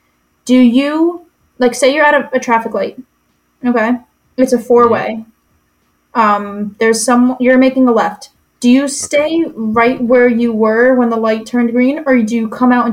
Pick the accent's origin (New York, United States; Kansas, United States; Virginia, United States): New York, United States; now in Vermont, United States; I'm the asshole from New York weaving through everybody.